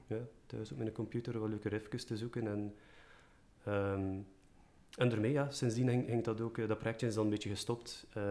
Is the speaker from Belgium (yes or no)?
yes; Merelbeke, Flanders, Belgium; ik ben van Merelbeke, bij het Gentse